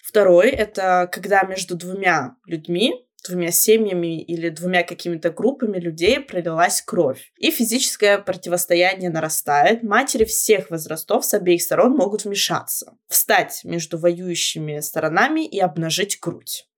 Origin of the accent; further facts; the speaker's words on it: Shapsugia, Krasnodar Krai, Russia; как мы говорим у нас в Шапсуге